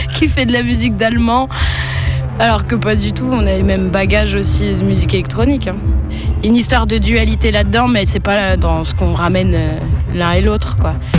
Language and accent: French; France; je suis née en France, donc c'est une langue que j'ai pas pratiquée non plus en grandissant, à part les juillet-août au bled